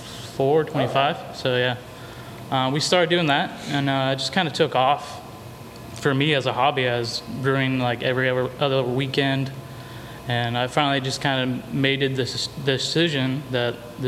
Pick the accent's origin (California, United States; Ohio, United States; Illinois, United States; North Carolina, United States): Illinois, United States; Atlanta; moved away; also born or lived in Indiana; And then they moved to Illinois when I was about 5. I grew up in central Illinois in a small town called Atlanta. Very small town, like 1,500 people.